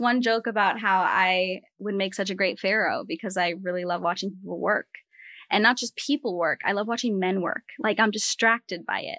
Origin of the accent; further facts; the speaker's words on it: Rhode Island, United States; moved away; also born or lived in US West Coast; I grew up in the in the Ocean State, Rhode Island, and then I moved out to, you know, Pacific, Atlantic to Pacific